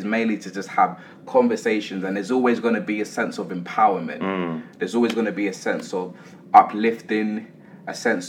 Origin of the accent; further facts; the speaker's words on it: London, United Kingdom; We're both from Islington.